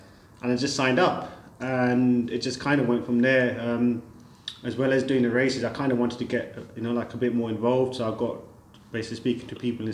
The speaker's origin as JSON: {"language": "English", "region": "London", "country": "United Kingdom", "tie": "born or raised there", "moved": "as an adult", "lives_now": "Dubai, United Arab Emirates", "said": "I was born and raised in London"}